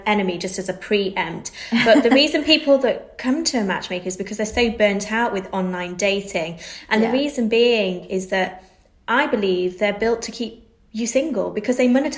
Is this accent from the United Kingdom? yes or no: yes; Manchester, North West England, United Kingdom; moved away as an adult; now in London, United Kingdom; I'm from Manchester. I moved to London